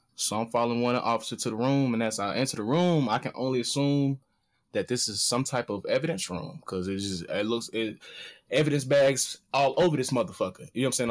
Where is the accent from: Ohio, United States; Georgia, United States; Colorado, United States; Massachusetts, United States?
Georgia, United States; Atlanta; moved away; I'm from Atlanta. This is city of finesse.